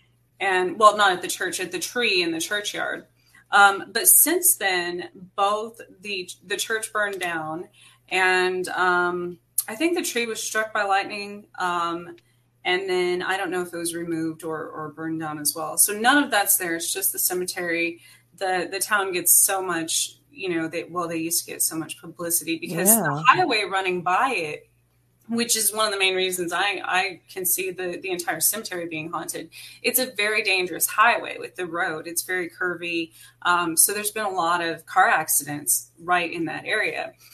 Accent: New Mexico, United States; I was born outside of Roswell, New Mexico. So it's something that has always been in my life, you know. And I grew up in the mountains in New Mexico, where in the Gila Wilderness.

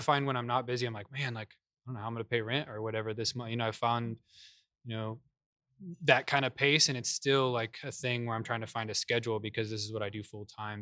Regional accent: Kansas, United States; moved away as an adult; also born or lived in California; now in Dallas, United States; we got transferred to Kansas mm-hmm. when I was like four or five

